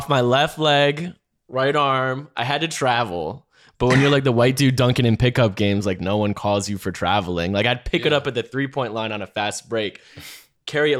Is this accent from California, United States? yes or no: no; North Carolina, United States; I'm from North Carolina